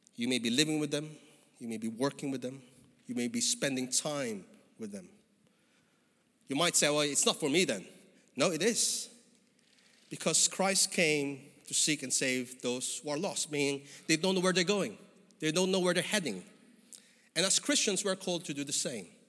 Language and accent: English; Philippines; moved away as an adult; now in United Kingdom; I came from the Philippines, as you could probably figure out from my skin and my accent